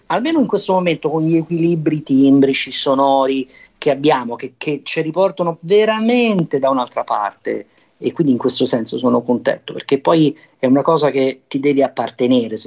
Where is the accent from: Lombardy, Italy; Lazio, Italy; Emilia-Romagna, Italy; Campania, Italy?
Campania, Italy; Naples; sono napoletano